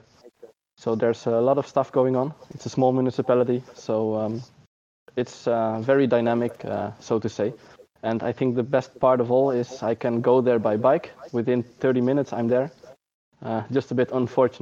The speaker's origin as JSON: {"language": "English", "country": "Netherlands", "also_born_or_lived": "Utrecht", "said": "As a Dutch person"}